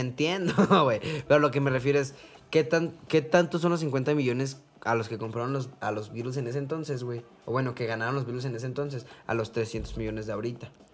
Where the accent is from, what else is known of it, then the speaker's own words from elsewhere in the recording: Mexico; yo soy mexicano